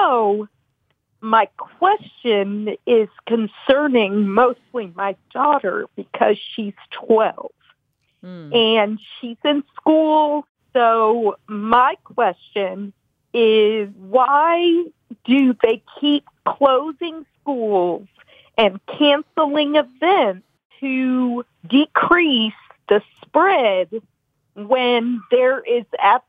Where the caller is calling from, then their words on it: Memphis, Tennessee, United States; I am calling from Memphis, Tennessee.